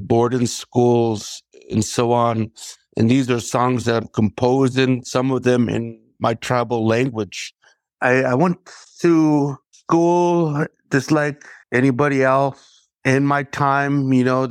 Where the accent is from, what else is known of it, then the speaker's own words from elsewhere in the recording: Nespelem, Washington, United States; I am here from the Colville Confederated Tribes, our homeland, based in Nespelem, Washington